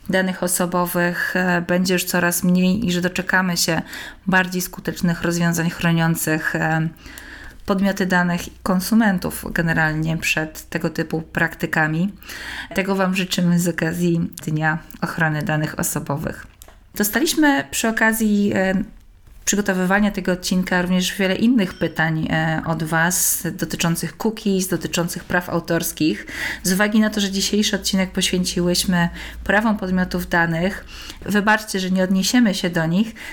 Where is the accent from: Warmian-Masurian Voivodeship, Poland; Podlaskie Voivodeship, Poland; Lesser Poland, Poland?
Lesser Poland, Poland; Kraków; I pani powiedziała, że w Warszawie, ale jestem z Krakowa.